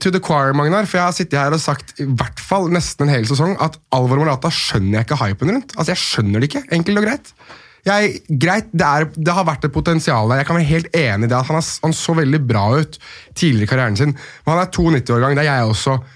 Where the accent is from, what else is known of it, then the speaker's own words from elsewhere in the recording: Norway; jeg er nordmann